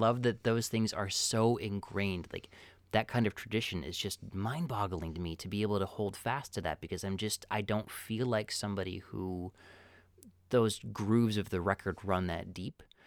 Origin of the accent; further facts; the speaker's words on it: Midwest, United States; as a Midwesterner